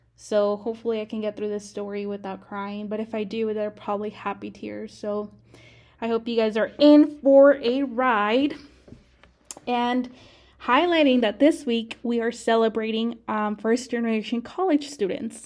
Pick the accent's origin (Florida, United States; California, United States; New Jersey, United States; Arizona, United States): Arizona, United States; moved away as an adult; now in Texas, United States; I grew up in Arizona